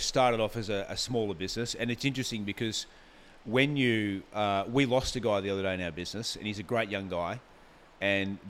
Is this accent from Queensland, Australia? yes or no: yes; Gold Coast, Queensland, Australia; also born or lived in Brisbane; I grew up on the Gold Coast. I went to primary school here.